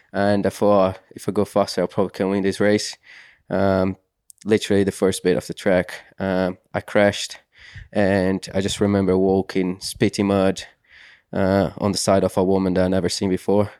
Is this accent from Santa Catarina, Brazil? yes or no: yes; Santa Catarina, Brazil; English is a second language; now in United Kingdom; growing up in Brazil